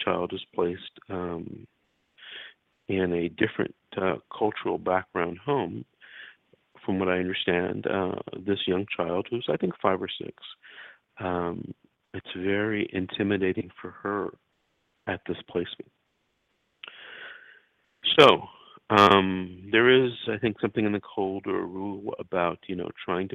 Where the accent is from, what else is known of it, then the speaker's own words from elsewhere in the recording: Los Angeles, California, United States; I'm from Los Angeles. I grew up in Los Angeles